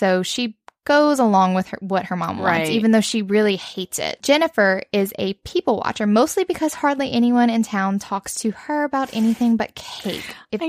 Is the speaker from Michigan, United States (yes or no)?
no; Cajun, Louisiana, United States; We're Cajun.